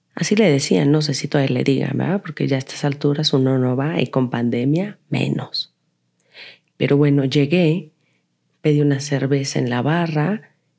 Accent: Guadalajara, Jalisco, Mexico; moved away as an adult; now in Mexico City, Mexico; soy de Guadalajara

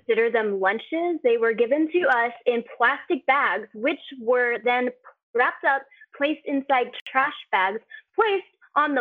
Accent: United States; I'm American

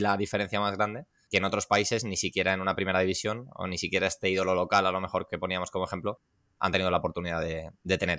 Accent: Las Rozas, Community of Madrid, Spain; soy de Las Rozas, de, de, Madrid. Es que solo en Las Rozas, que es una ciudad con 100.000 habitantes, tenemos tres o cuatro clubes

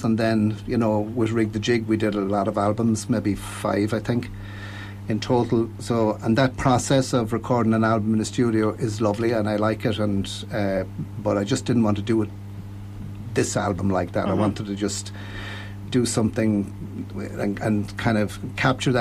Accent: Ireland; I was born and reared in Kiltevan

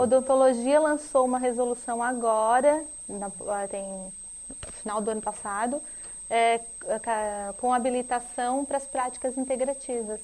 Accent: Brazil; nós, como brasileiros

